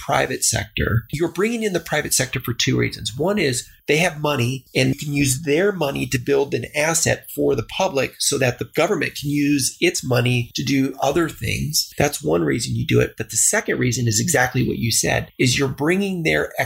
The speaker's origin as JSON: {"language": "English", "town": "El Paso", "region": "Texas", "country": "United States", "tie": "born or raised there", "said": "I grew up in El Paso, Texas, which is a border town"}